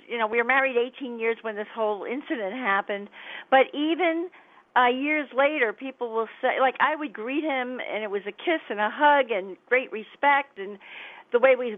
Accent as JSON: {"language": "English", "town": "Miami", "region": "Florida", "country": "United States", "also_born_or_lived": "New York, New Jersey area", "accent": "New York, New Jersey", "moved": "yes", "said": "I came from Florida, from Miami."}